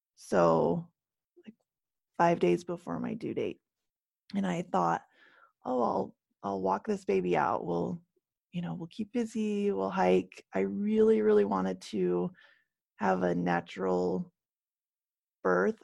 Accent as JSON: {"language": "English", "country": "Canada", "tie": "born or raised there", "moved": "yes", "lives_now": "United States", "said": "I live, um, in the States, and I grew up in Canada"}